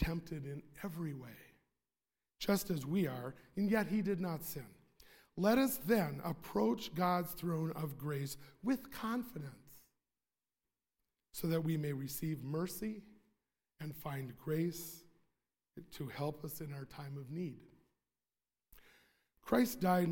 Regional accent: Sheboygan County, Wisconsin, United States; I'm from Sheboygan County

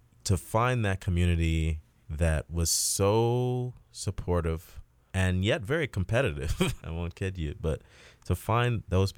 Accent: Chicago, Illinois, United States; And we grew up on the South Side, and we actually even had lots of other people in our peer group that were also playing music.

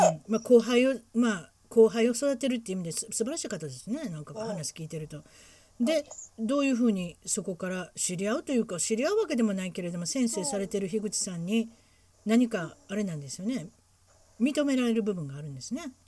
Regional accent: Huntington Beach, California, United States; うちの地元ですから分かってます。

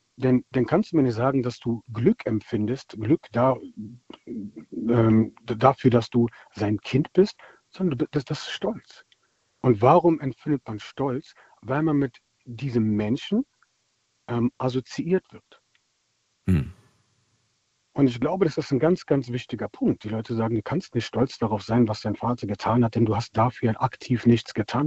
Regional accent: Germany; also born or lived in Palatinate; now in Berlin, Germany; Ich bin selbst dunkelhäutig und bin in Deutschland aufgewachsen

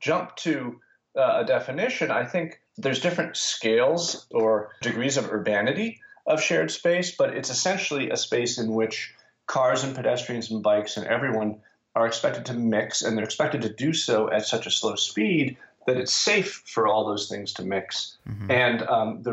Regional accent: United States; I'm American

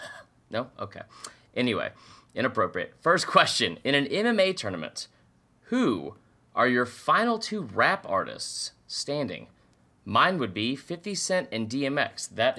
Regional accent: Atlanta, Georgia, United States; now y'all know I'm from Atlanta.

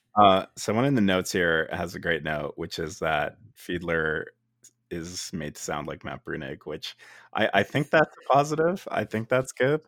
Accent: Canada; I am from Canada, and in Canada we pronounce it uh, field, f- fielder instead of fiedler

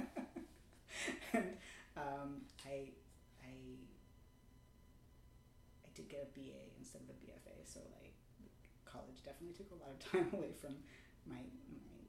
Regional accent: New York City, New York, United States; I grew up in Manhattan

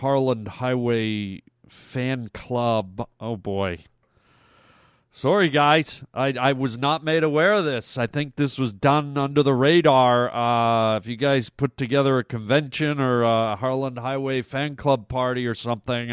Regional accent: Canada; I'm Canadian

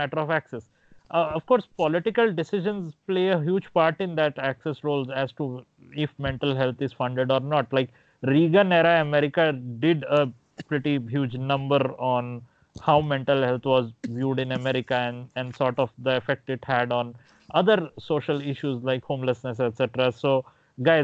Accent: India; moved away; when I was growing up in India

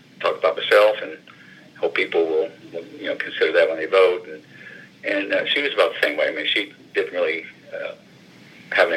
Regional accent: Madison, Indiana, United States; now in North Vernon, United States; I grew up in Madison, and of course, okay. I taught school here in North Furnace

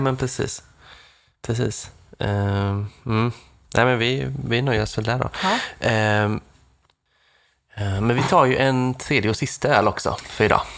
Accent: Nässjö, Jönköping County, Sweden; mina hemtrakter Nässjö

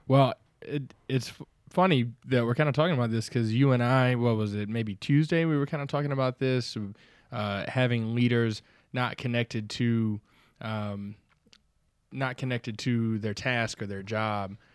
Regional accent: the South, United States; accent: slight southern drawl; I'm from the South

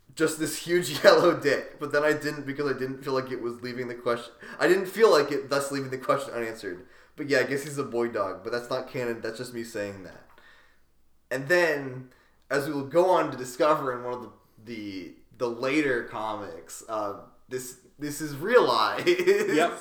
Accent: Central Pennsylvania, United States; growing up in Central PA

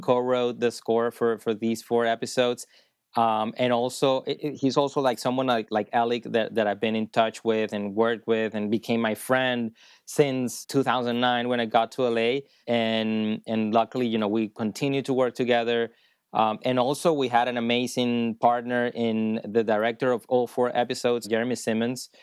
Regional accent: Maracay, Aragua, Venezuela; moved away as an adult; also born or lived in Boston, United States; now in Los Angeles, United States; I'm from Maracay, you know, it's a small city in Venezuela

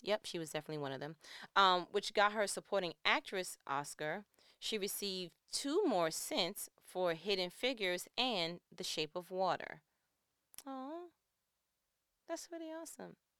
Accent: New York, United States; I'm from New York

